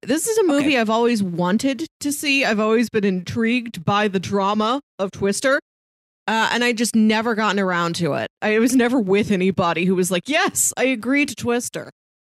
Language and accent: English; Midwest, United States; growing up in the Midwest, you recognize the power and terror of a tornado.